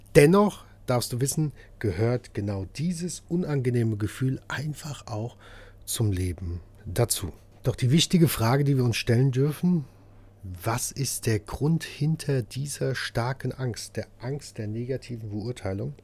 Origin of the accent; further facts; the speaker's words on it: Hesse, Germany; Bei uns Hessen